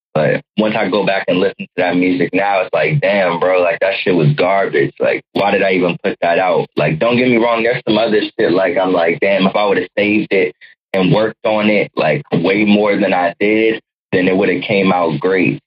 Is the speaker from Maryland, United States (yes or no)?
yes; Waldorf, Maryland, United States; I became a man and, and learned how to live life in Waldorf, Maryland. So to me, that's where I'm from